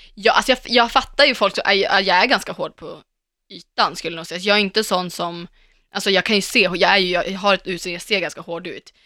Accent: Sweden; jag pratar svenska

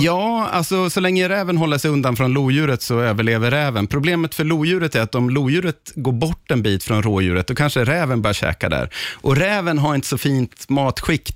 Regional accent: Östergötland, Sweden; jag växte upp i Östergötland

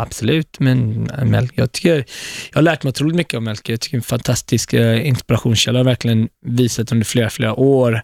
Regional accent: Gothenburg, Västra Götaland, Sweden; moved away as an adult; also born or lived in Ethiopia; now in New York, United States; Jag växte inte upp i Stockholm, jag växte upp i Göteborg.

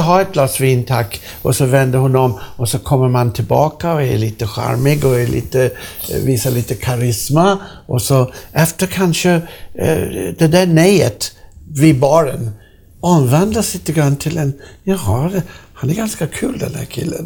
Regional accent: Sweden; jag är från Sverige

